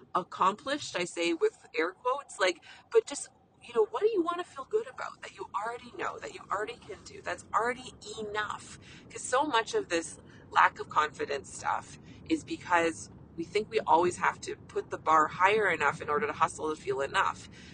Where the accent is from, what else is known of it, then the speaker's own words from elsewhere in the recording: Canada; I'm a Canadian family physician